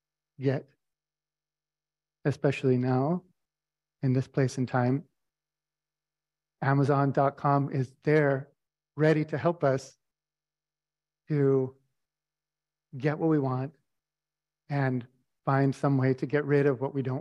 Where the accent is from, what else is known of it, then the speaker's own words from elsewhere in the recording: Albuquerque, New Mexico, United States; I grew up in the Albuquerque Friends Meeting